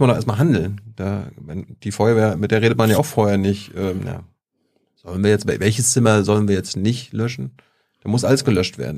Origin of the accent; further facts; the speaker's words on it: Germany; ich komme ja aus der DDR